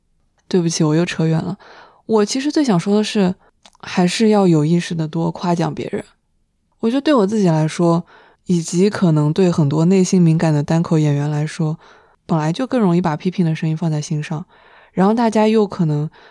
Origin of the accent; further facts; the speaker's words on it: China; 但是他因为知道我们是中国人，他还是硬憋了一句中文